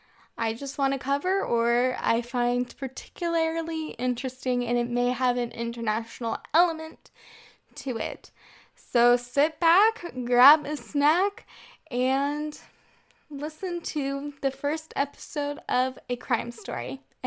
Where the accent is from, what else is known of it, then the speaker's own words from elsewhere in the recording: Texas, United States; moved away as an adult; now in France; I am originally from the United States, from the great state of Texas, but I currently live in France with my French boyfriend.